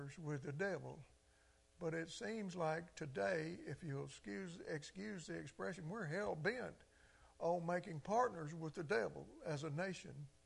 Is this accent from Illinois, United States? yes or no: no; Clarksdale, Mississippi, United States; I grew up in a Delta culture in Mississippi and Clarksdale